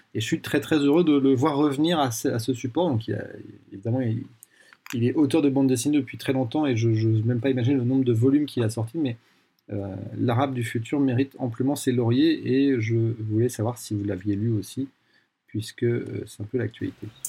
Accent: France; j'ai grandi en France de manière très classique.

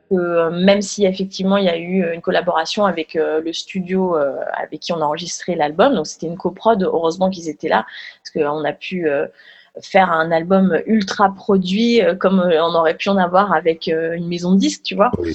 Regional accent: France; qu'on est français

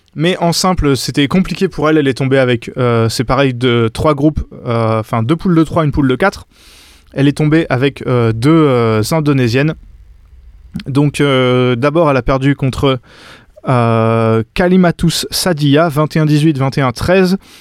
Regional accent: France; en tant que français

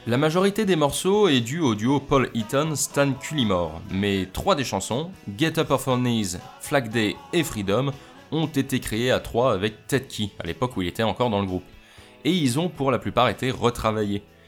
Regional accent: France; moi, en tant que français

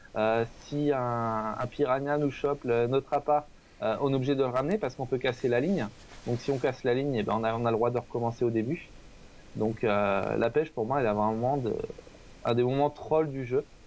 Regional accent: Le Mans, Pays de la Loire, France; je viens du Mans

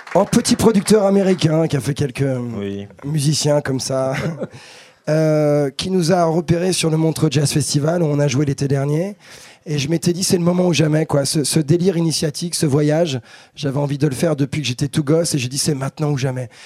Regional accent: France; je suis un latin, je suis un français, donc un latin

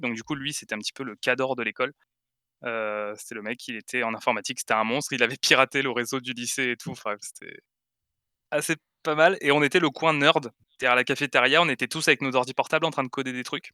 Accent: Aix-en-Provence, Provence-Alpes-Côte d'Azur, France; chez moi à Aix-en-Provence

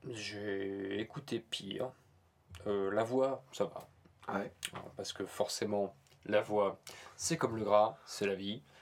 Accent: Normandy, France; accent: Norman; Bah, c'est mon accent normand, c'est normal.

